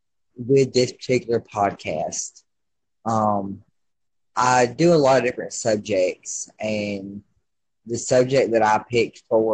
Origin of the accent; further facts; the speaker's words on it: Alabama, United States; down here we have a Christian radio station, because I'm from Alabama.